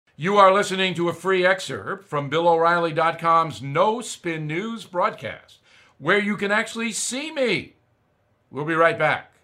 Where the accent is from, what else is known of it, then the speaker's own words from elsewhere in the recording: Long Island, New York, United States; my hometown on Long Island